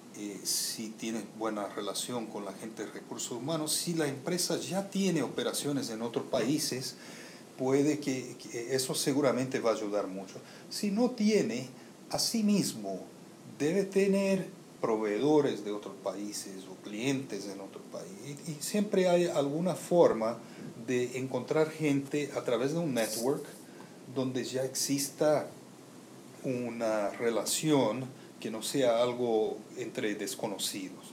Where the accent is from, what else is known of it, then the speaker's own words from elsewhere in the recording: Brazil; moved away as an adult; also born or lived in United States; now in Puerto Rico; Soy de Brasil